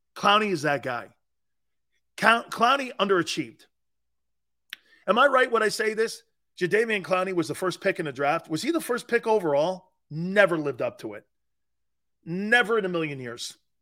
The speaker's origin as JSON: {"language": "English", "town": "Stamford", "region": "Connecticut", "country": "United States", "tie": "born or raised there", "said": "my hometown"}